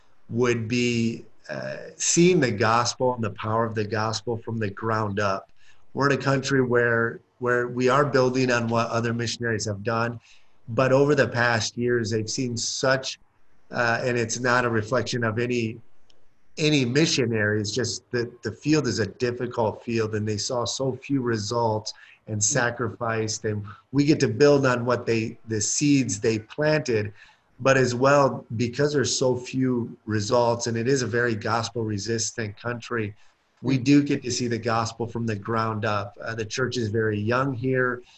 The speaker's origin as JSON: {"language": "English", "region": "Michigan", "country": "United States", "moved": "as an adult", "lives_now": "Senegal", "said": "I come from Michigan"}